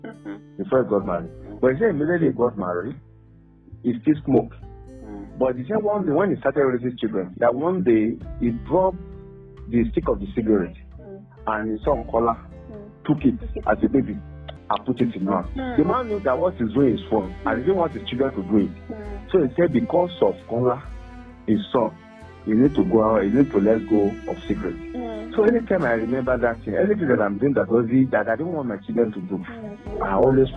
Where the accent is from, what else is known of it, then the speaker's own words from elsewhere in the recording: Ekiti, Nigeria; We are both Yoruba. We are both from Ekiti